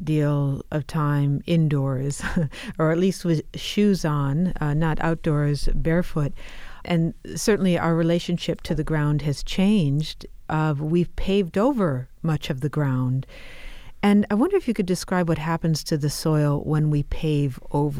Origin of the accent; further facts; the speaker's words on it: Midwest, United States; You write of your affection for Iowa as a child, and I grew up in the Midwest, so I can identify with this.